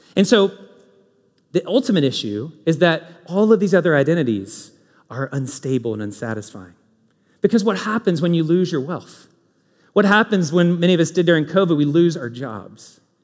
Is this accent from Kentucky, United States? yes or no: yes; Kentucky, United States; now in Indianapolis, United States; I'm from Kentucky. These are my people